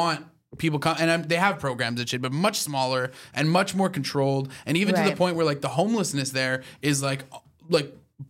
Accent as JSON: {"language": "English", "country": "Canada", "tie": "born or raised there", "said": "my whole life like growing up in Canada"}